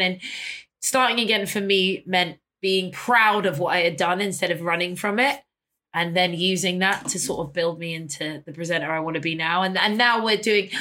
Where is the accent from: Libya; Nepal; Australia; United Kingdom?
United Kingdom; London; I grew up on Portobello Road